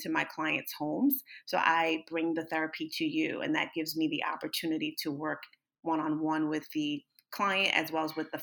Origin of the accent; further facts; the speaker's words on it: Northern New Jersey, United States; I am from Northern New Jersey